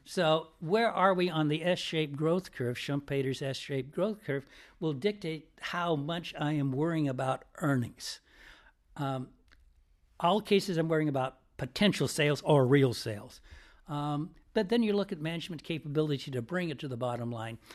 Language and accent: English; Piedmont, California, United States; I'm from a town called Piedmont, California, across from San Francisco